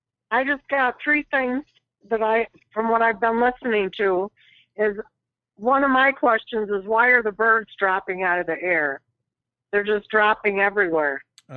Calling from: Flint, Michigan, United States; Flint, Michigan.

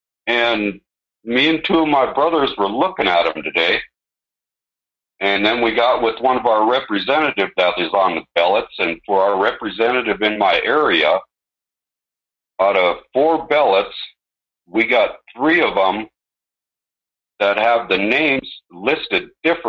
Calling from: Montana, United States; in Montana.

